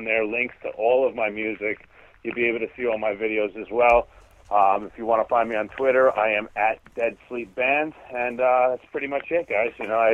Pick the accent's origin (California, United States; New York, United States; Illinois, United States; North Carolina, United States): New York, United States; Centereach; also born or lived in Pennsylvania; I grew up in a town called Center Reach, is like the middle of Long Island.